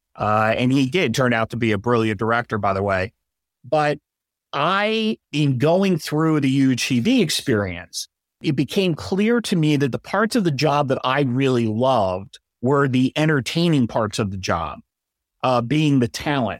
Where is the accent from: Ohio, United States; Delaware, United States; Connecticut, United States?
Delaware, United States; moved away as an adult; I'm originally from Delaware